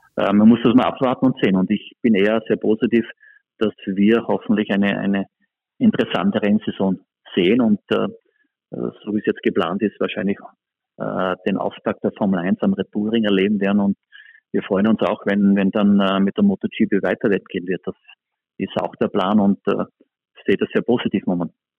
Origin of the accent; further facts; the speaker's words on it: Spielberg, Styria, Austria; wo ich einfach selber ja, groß geworden bin und dort aufgewachsen bin